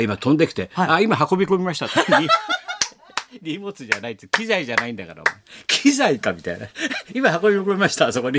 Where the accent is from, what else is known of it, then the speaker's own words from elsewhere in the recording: Tokyo, Japan; もう江戸っ子だから